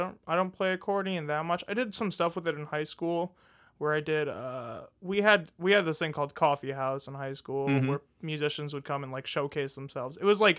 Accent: Farmington Hills, Michigan, United States; moved away as an adult; now in Huntsville, United States; I'm from Farmington Hills, Michigan. It's like 20 minutes outside Detroit.

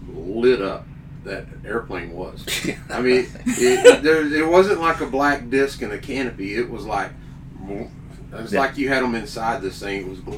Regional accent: Georgetown, United States; I'm from Georgetown.

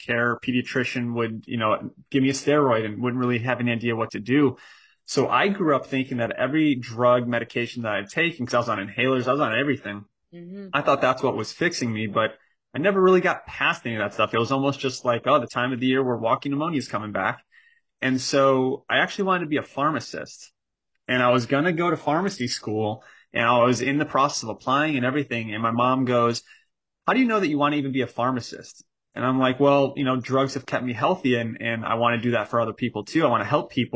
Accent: Chicago, Illinois, United States; So I grew up in Chicago, and in Chicago, all my family still is, majority of my family.

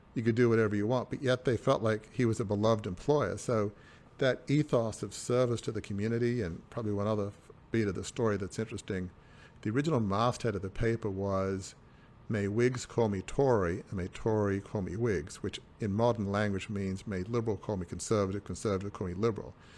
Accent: Sydney, New South Wales, Australia; I grew up in a hundred and fifty-year-old, uh, family media dynasty in Sydney

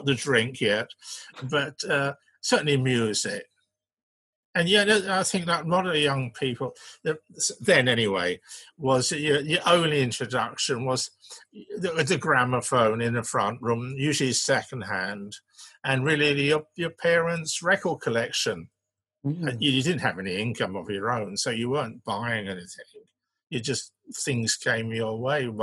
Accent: London, United Kingdom; We moved to Brixton, which is South London, in 1960. So I would have been obviously 11 at the time, and went to the secondary school, which was outside Brixton, not far away. And so that was my teenage years.

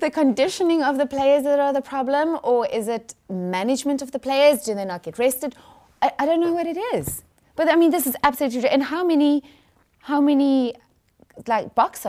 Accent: George, Western Cape, South Africa; I'm from George.

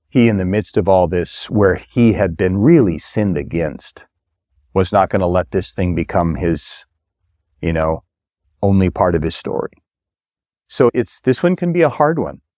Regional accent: Minnesota, United States; moved away; I grew up in Minnesota

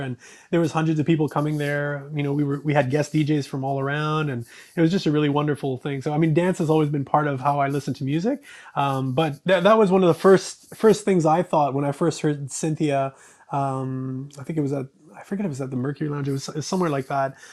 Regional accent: Canada; growing up in Canada

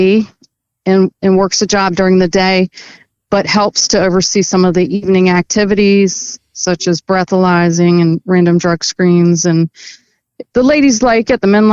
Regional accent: Maryland, United States; also born or lived in Northern Virginia; now in Virginia, United States; I grew up in Maryland, moved over to Virginia.

